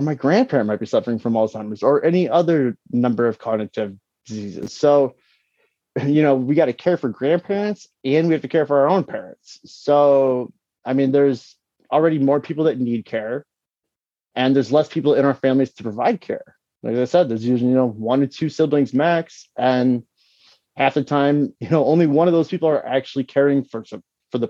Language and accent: English; Detroit, Michigan, United States; When I graduated high school, it was in 08, and you know, I'm from Detroit